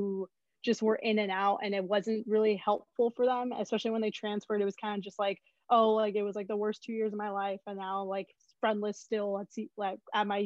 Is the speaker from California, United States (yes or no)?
yes; Southern California, United States; moved away as an adult; now in Berkeley, United States; I grew up and lived in SoCal all my life